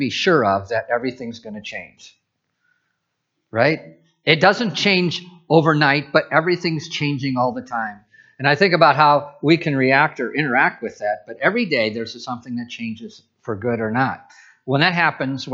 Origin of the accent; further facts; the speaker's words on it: Midwest, United States; moved away as an adult; now in Pacific Northwest, United States; I'm from the Midwest